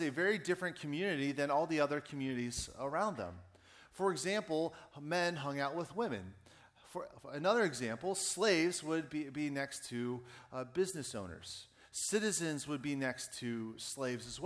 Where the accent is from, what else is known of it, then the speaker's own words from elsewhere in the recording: Pittsburgh, Pennsylvania, United States; moved away; my hometown